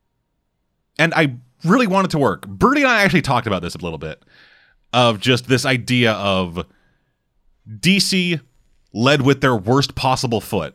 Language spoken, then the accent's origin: English; Canada; I'm Canadian